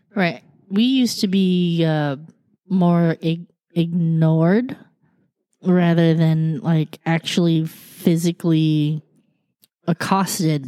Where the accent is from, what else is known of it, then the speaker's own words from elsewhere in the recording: United States; I was born here